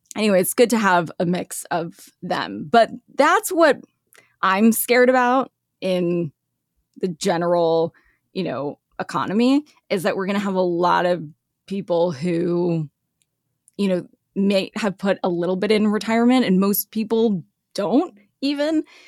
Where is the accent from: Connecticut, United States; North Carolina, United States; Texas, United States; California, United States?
California, United States; Los Angeles; moved away as an adult; also born or lived in Lexington, Kentucky / Sioux Falls, South Dakota / Milwaukee; I grew up in L A.